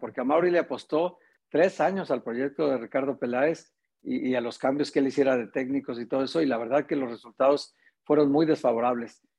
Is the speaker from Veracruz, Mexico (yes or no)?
no; Guadalajara, Jalisco, Mexico; tú y yo que somos de aquí de Guadalajara